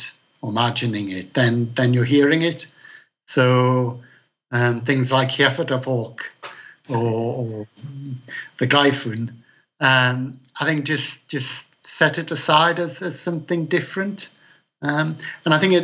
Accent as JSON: {"language": "English", "town": "Newcastle upon Tyne", "region": "North East England", "country": "United Kingdom", "tie": "born or raised there", "also_born_or_lived": "Wallsend / London", "accent": "Geordie", "said": "I'm a Geordie, which is somebody who's born on Tyneside"}